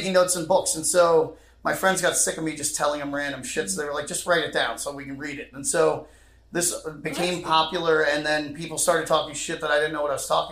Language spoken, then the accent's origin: English; Wayne, Pennsylvania, United States; In this very, very rich area of Philly called... It's by Villanova University